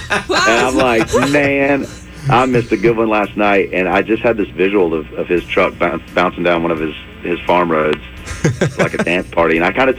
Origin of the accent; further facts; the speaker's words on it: Tullahoma, Tennessee, United States; I named the album Tullahoma because it is a tip of the hat to my hometown.